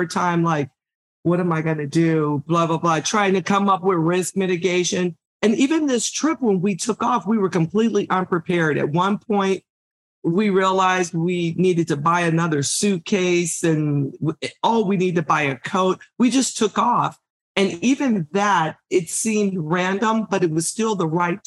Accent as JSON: {"language": "English", "region": "Michigan", "country": "United States", "tie": "born or raised there", "said": "I grew up in Michigan, severe winters"}